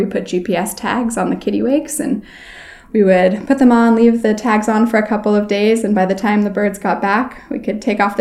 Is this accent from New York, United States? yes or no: no; Berkeley, California, United States; now in Longyearbyen, Norway; I'm originally from Berkeley, California, but I now live part-time here in Longyearbyen